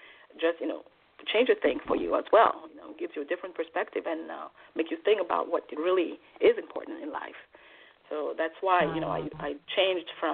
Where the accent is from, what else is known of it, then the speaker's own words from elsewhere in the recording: Switzerland; moved away as an adult; also born or lived in Togo; now in New York, United States; I was born in Togo, West Africa, and my father died when I was 2 years old, and I don't remember him at all. But in order for me to have a better life, my mother agreed to have me be adopted by a Swiss family, and so I moved to Switzerland at the age of 10